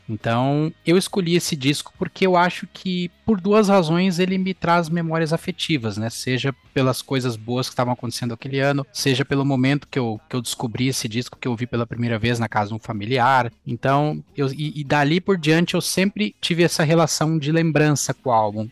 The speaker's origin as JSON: {"language": "Portuguese", "country": "Brazil", "said": "nós, brasileiros"}